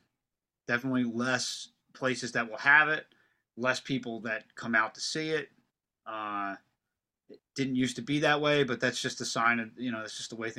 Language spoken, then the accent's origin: English; Pennsylvania, United States; And I also play in a rockabilly band called … because we're from Delco.